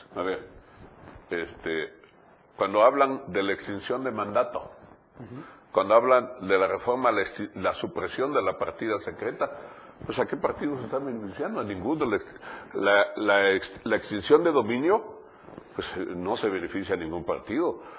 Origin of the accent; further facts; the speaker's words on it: Chiapas, Mexico; Yo soy un chiapaneco, un ciudadano con plenos derechos que no he perdido ni siquiera la residencia aquí, porque aquí vivo